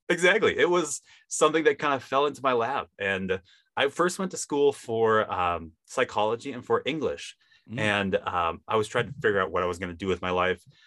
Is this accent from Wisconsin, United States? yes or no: yes; Wisconsin, United States; now in Utah, United States; I grew up in Wisconsin, if you can kind of tell by my accent